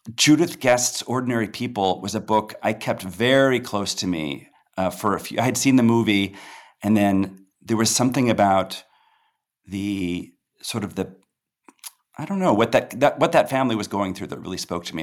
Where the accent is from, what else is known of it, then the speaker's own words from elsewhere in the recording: Peoria, Illinois, United States; I grew up in Peoria, Illinois